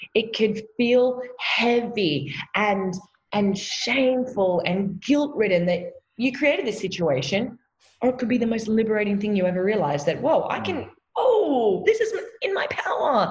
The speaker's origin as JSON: {"language": "English", "country": "Australia", "said": "I am an Aussie from down under"}